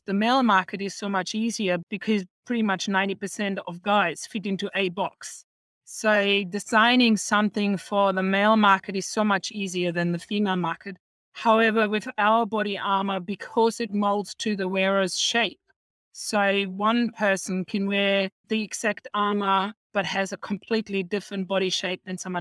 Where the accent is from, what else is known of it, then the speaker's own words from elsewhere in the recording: Germany; now in Australia; I'm originally from Germany. I came in 89 to Australia